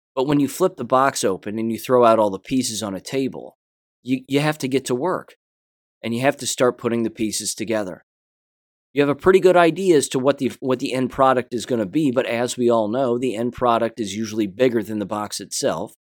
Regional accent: United States; I'm an American, first and foremost

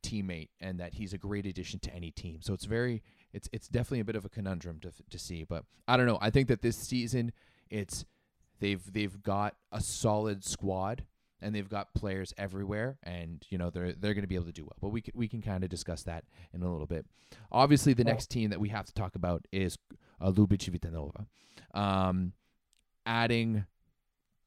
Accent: Canada; as a Canadian

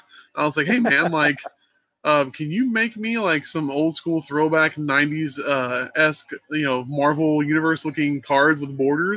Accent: Channelview, Texas, United States; I live here. I grew up in the North Shore Channelview area. I graduated from North Shore in 99. That's how old I am.

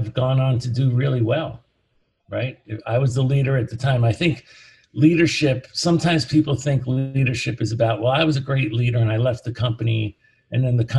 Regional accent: United States; also born or lived in New Jersey; I grew up in New York and New Jersey.

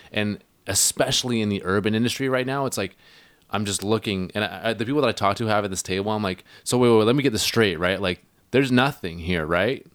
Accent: Hornby Island, Vancouver Island, British Columbia, Canada; now in Vancouver, Canada; I'm from Hornby Island, right? I'm from Vancouver Island, as you guys know.

